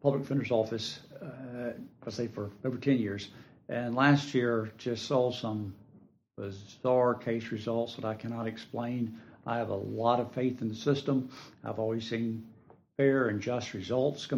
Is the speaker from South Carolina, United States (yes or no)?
yes; Bennettsville, South Carolina, United States; I'm originally from Bennettsville, South Carolina, over in Marlboro County.